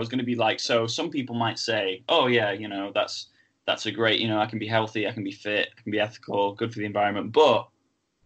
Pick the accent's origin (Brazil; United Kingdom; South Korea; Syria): United Kingdom; England; we come from England and America